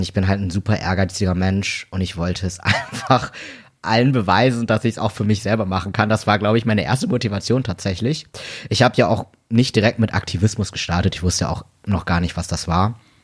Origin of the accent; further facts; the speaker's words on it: Delmhorst, Lower Saxony, Germany; moved away as an adult; now in Hamburg, Germany; ich komme hier so aus dem Raum Bremen, bin hier geboren und aufgewachsen